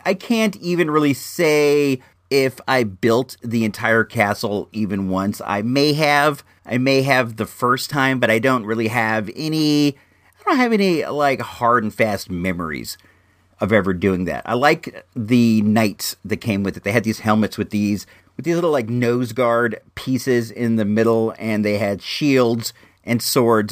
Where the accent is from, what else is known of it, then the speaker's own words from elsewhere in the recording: Santa Rosa, California, United States; my hometown of Santa Rosa, California